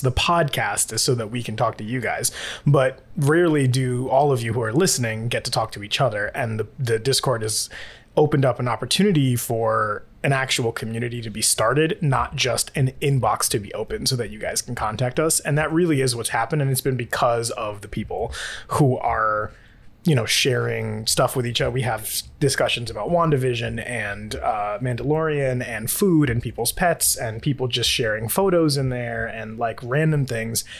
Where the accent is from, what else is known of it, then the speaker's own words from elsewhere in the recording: New York, United States; I'm from New York